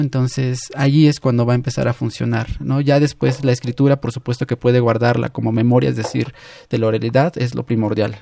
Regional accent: San Pedro Mártir Yucuxaco, Oaxaca, Mexico; yo también soy de San Pedro Mártir Yucujaco

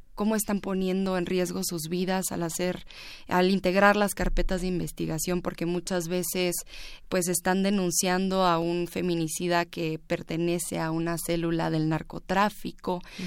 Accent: Ciudad Juárez, Chihuahua, Mexico; en Ciudad Juárez, en donde yo nací

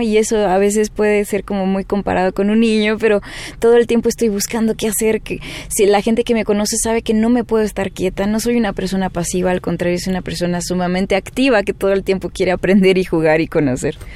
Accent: Chihuahua, Mexico; Mi papá es mexicano, pero somos del norte, somos de Chihuahua

